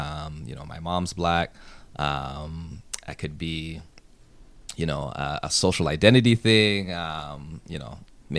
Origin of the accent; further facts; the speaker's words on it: Toronto, Ontario, Canada; I grew up in Scarborough. A large part of that was in Malvern. Grew up around a lot of other Black people. My school was filled with Black people usually, especially as I said, growing up in Scarborough.